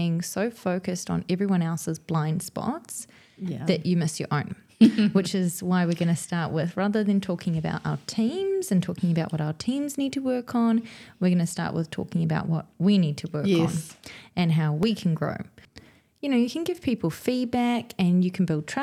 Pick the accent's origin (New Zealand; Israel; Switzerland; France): New Zealand; two Kiwi girls who trained in ECE